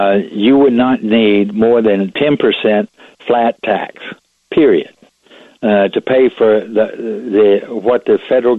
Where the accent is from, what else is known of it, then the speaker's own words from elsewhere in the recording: Laredo, Texas, United States; I was born in Laredo on the border of Texas.